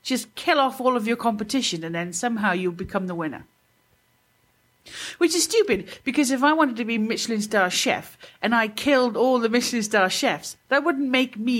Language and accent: English; United Kingdom; now in United States; I'm British